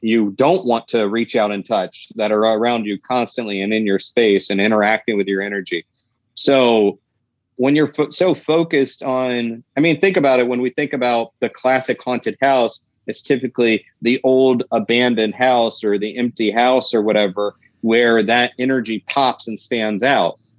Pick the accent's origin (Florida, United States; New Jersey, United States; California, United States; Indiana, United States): Florida, United States; my home state of Florida